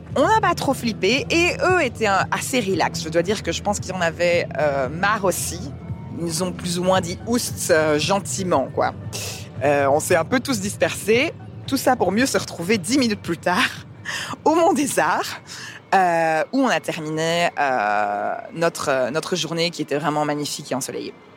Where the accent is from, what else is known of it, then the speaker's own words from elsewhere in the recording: Liège, Wallonia, Belgium; also born or lived in Canada / England; now in Brussels, Belgium; je suis avant tout liégeoise